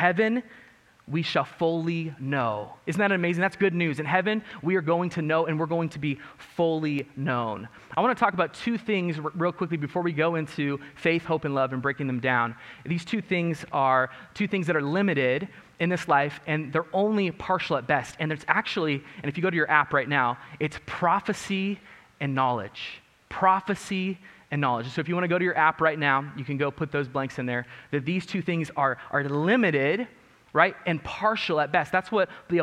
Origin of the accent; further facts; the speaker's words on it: Mojave, California, United States; also born or lived in Lancaster, California; where I grew up in my hometown of Mojave